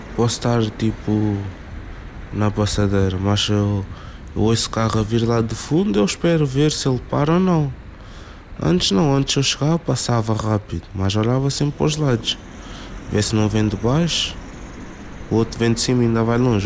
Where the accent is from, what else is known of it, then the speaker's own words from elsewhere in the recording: Cacém, Lisbon, Portugal; also born or lived in Amadora; Quando nasci estava a viver na Amadora. Com 4 anos mudei-me para o Casal do Cotão, Cacém.